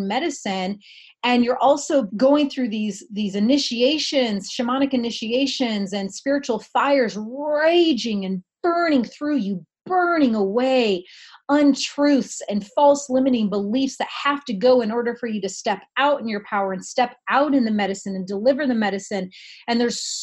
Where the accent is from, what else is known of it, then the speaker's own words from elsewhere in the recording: Indiana, United States; moved away; where I grew up in Indiana